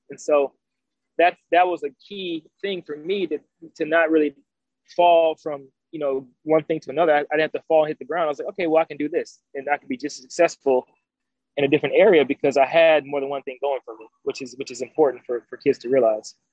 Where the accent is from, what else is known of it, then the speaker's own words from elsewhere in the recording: Decatur, Georgia, United States; I grew up in Atlanta, Georgia, um, actually more specifically Decatur